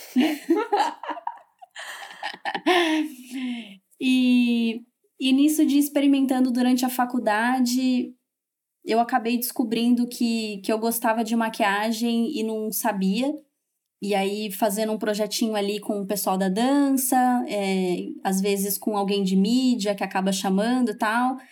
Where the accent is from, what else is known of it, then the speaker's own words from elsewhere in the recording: Campinas, São Paulo, Brazil; also born or lived in Valinhos; eu sou de Campinas, morava em Valinhos